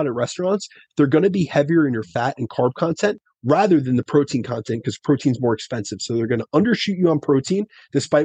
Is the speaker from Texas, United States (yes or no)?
no; New Jersey, United States; I'm from Jersey